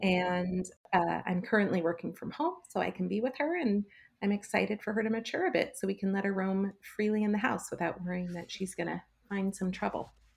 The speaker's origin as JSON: {"language": "English", "town": "Los Angeles", "region": "California", "country": "United States", "tie": "born or raised there", "said": "growing up in Los Angeles, we had some pretty unique opportunities"}